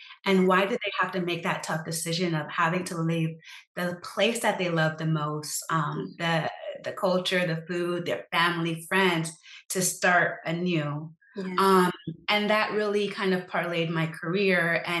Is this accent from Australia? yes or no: no; Sierra Leone; Because I'm from Sierra Leone, it's a country that was impacted by a 10-year civil war.